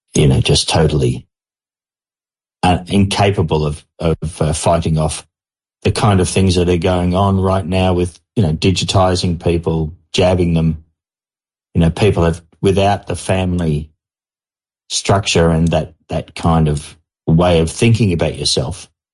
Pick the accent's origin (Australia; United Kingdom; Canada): Australia; I'm an Australian mining engineer